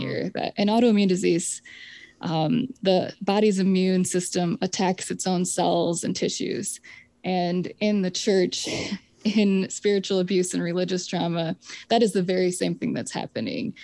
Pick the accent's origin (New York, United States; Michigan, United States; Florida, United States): Michigan, United States; I grew up in the Presbyterian Church in America. And we, in Michigan, um, not on the Dutch Reform side of the state